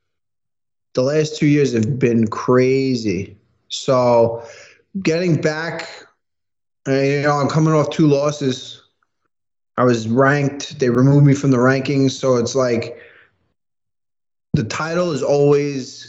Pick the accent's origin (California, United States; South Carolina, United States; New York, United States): New York, United States; especially in New York as a New Yorker